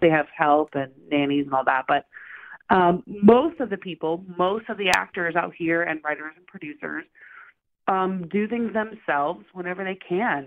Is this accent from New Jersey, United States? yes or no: no; Oklahoma, United States; moved away as an adult; now in Los Angeles, United States; I'm originally from Oklahoma. So I moved to Los Angeles about 12 years ago um, to pursue a career in acting